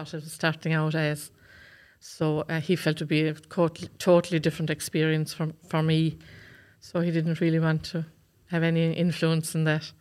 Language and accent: English; County Waterford, Munster, Ireland; I come from Cashmore in County Waterford.